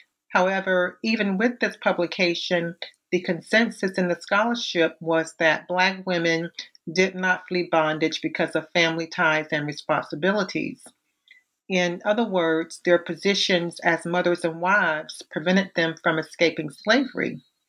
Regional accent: Savannah, Georgia, United States; I was born and raised in Savannah, Georgia, where the culture and landscape influenced my avocation as an archivist and historian.

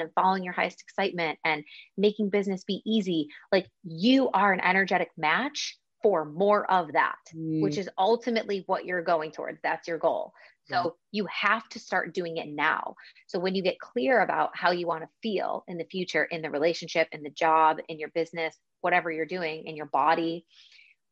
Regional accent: Buffalo, New York, United States; now in Spain; I'm also from Buffalo, which is like also snow central

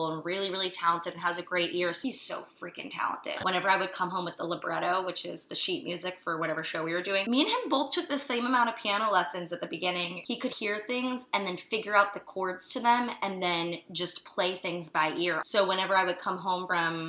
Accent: outside of Fort Lauderdale, South Florida, United States; moved away as an adult; also born or lived in Boston / Los Angeles; I grew up in a little suburban town outside of Fort Lauderdale

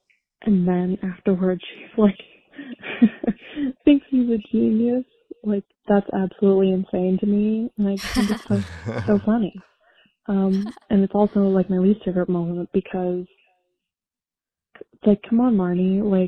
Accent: Albuquerque, New Mexico, United States; I'm from Albuquerque, New Mexico. Oh. I'm 23.

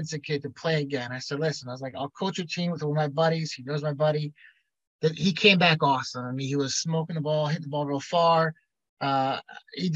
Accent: Long Island, New York, United States; now in Connecticut, United States; I grew up in Long Island

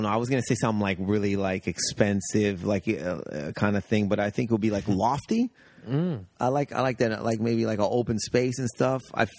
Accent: Windsor, Ontario, Canada; I grew up near Detroit.

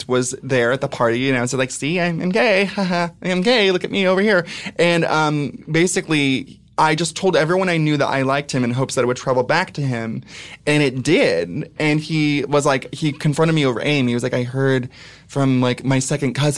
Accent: Ventura, California, United States; moved away as an adult; also born or lived in San Francisco; now in New York, United States; I'm from Ventura, which is like Laguna Beach, but with meth.

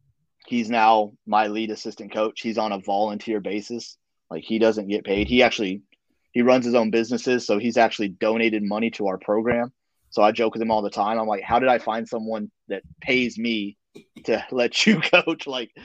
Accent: the South, United States; Again, I'm from the South, so everybody talks about, you know, Southern charm and Southern gentleman and all that stuff.

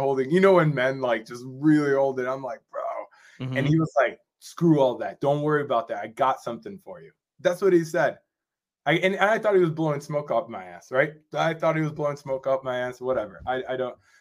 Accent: Rochester, New York, United States; my hometown, which is Rochester, New York.

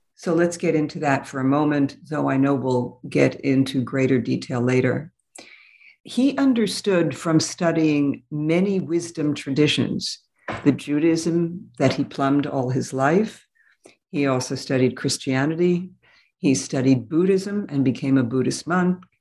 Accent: New York City, New York, United States; also born or lived in Berlin; I grew up in New York City

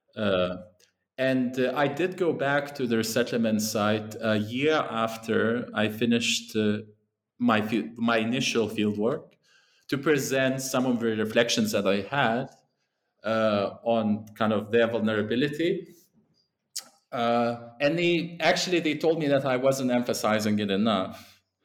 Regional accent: Lithuania; moved away; also born or lived in England; that's where I'm originally from.

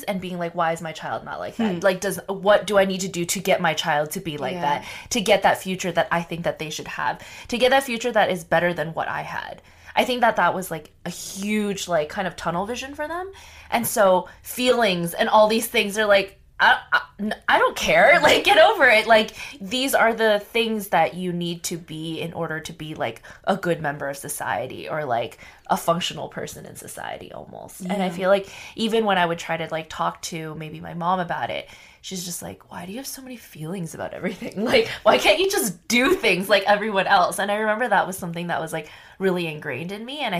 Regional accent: Arcadia, California, United States; growing up in Arcadia

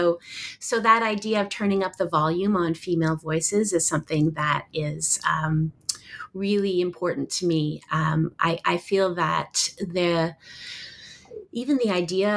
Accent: Toronto, Ontario, Canada; also born or lived in Vancouver, Canada / Oxford / Stanford; I was born in Vancouver, Canada, and grew up in Toronto

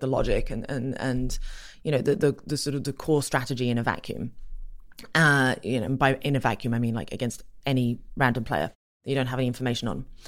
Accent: England, United Kingdom; I grew up in England, as you can hear.

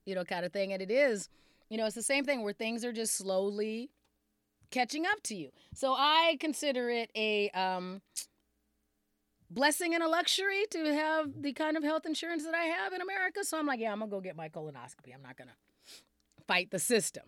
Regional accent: Arizona, United States; now in Minnesota, United States; I was also growing up in Arizona

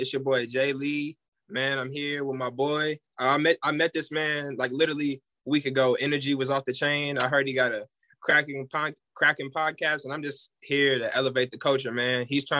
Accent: Olathe, Kansas, United States; Like I said before, I was born and raised in Olathe, Kansas. I'm like first generation, like out of the hood, like first generation.

